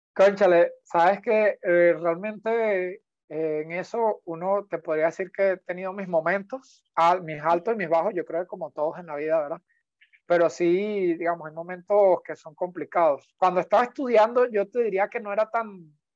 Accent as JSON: {"language": "Spanish", "country": "Venezuela", "also_born_or_lived": "Panama", "moved": "yes", "lives_now": "Costa Rica", "said": "volver a competir por Venezuela."}